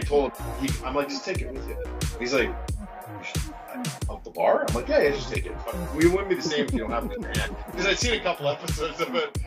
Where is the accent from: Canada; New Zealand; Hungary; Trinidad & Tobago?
Canada; Vancouver, British Columbia; also born or lived in Detroit; I'm from Vancouver.